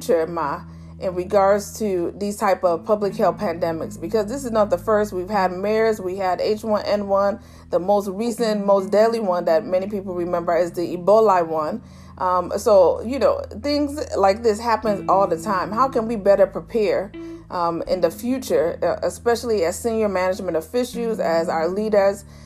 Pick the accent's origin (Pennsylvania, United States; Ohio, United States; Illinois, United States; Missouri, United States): Illinois, United States; Chicago; she's one of my other godmothers I grew up with in Chicago